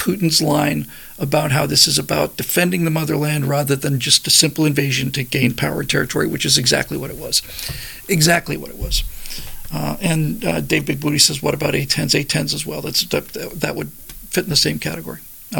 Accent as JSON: {"language": "English", "country": "United States", "said": "There's nothing about Russia or China that I fear as an American."}